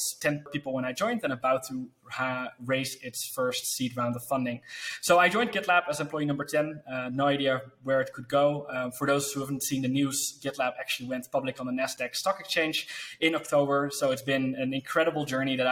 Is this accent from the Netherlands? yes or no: yes; Netherlands; I told him that I worked for, the business I had, and that I was from the Netherlands